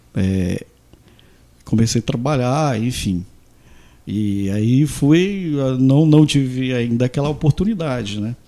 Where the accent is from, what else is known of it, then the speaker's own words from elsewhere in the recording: Santa Terezinha, Mato Grosso, Brazil; also born or lived in Goiânia; sou de Santa Terezinha